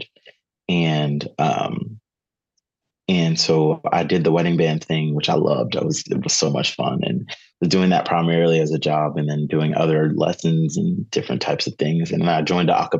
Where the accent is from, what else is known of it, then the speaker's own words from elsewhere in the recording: Southern Maryland, United States; So grew up in Southern Maryland